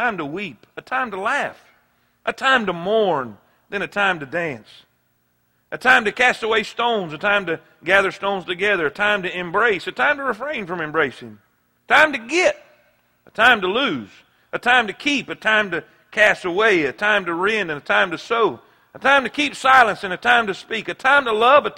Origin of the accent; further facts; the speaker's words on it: South Florida, United States; I grew up in South Florida my whole life